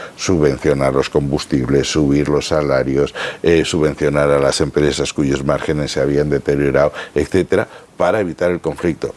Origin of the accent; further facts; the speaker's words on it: Spain; nosotros tenemos interés como españoles